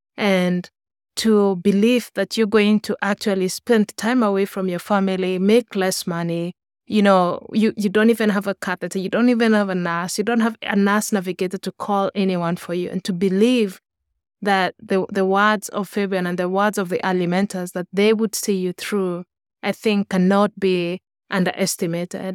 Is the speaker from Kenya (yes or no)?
yes; Kenya; moved away as an adult; now in United States; I grew up in Kenya